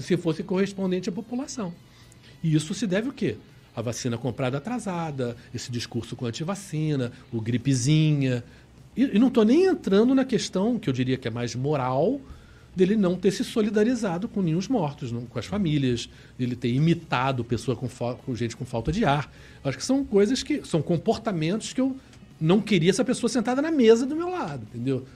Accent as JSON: {"language": "Portuguese", "region": "Rio de Janeiro", "country": "Brazil", "said": "somos cariocas e somos né, fluminenses, no sentido do estado do Rio. Nós somos brasileiros"}